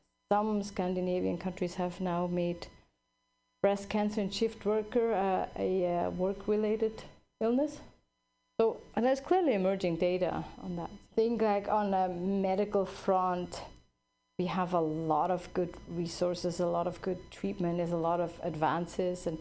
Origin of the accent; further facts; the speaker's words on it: Switzerland; now in California, United States; I grew up in Switzerland